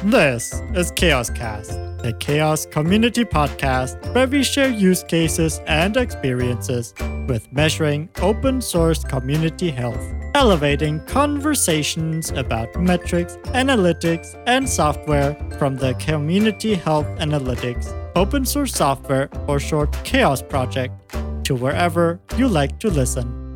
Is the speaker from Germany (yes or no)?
yes; Germany; moved away as an adult; now in United States; I'm originally from Germany